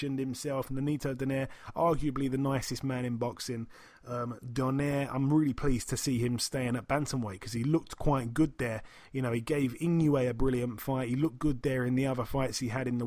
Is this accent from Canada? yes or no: no; United Kingdom; I'm from the UK